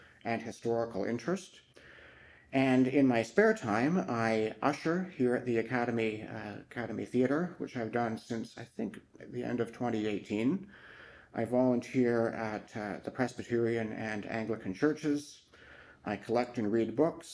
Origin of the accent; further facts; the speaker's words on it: Lindsay, Ontario, Canada; I was born and raised in Lindsay and Ops Township